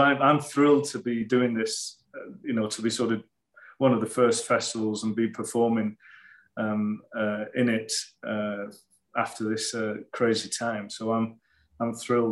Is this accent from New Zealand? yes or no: no; England, United Kingdom; moved away as an adult; now in United States; I miss England every day. I really do. I love my home country